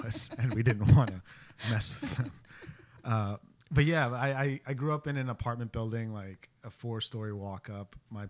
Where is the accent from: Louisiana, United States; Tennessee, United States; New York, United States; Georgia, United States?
New York, United States; New York City; also born or lived in Bushwick, Brooklyn; I was born and raised in Williamsburg until I was 15, and then my family and I moved to Bushwick because our building was bought by the Hasidic Jewish community that lives like right over there.